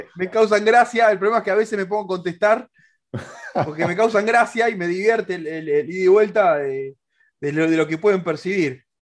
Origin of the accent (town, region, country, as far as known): Argentina